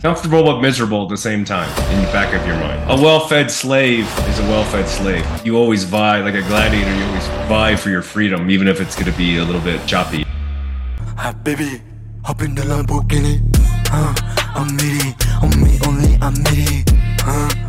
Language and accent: English; Los Angeles, California, United States; I was born in Los Angeles, uh, California, to uh, immigrant parents